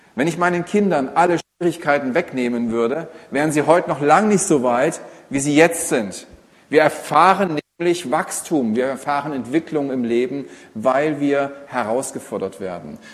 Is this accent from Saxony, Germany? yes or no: yes; Saxony, Germany; Als Sachse hat man es nicht so leicht im Leben mit der Sprache, aber man hört es kaum raus.